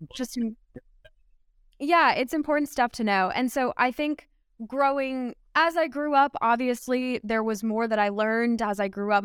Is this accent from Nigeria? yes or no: no; Pennsylvania, United States; me growing up in Pennsylvania